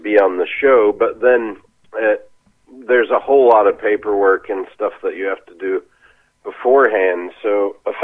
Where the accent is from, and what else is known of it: Texas, United States; moved away as an adult; also born or lived in Los Angeles, California; now in Australia